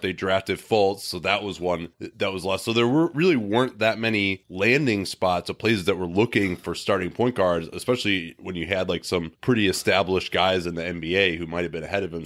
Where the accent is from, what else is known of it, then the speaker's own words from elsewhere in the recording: Chicago, Illinois, United States; I grew up in Chicago